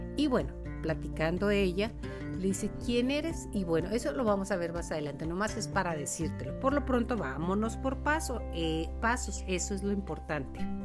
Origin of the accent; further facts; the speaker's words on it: Mexico; como mexicanos, nos sentimos hijos de este milagro